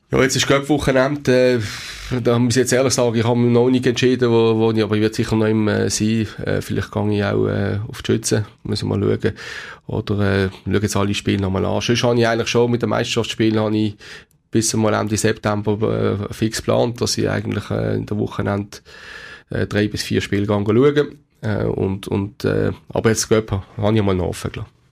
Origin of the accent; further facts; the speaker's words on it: Basel, Basel-Stadt, Switzerland; als Basler